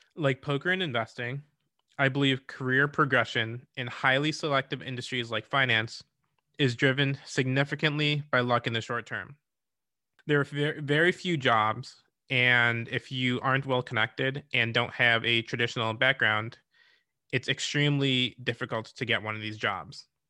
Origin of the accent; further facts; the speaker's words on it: Rochester, New York, United States; I grew up in Rochester, New York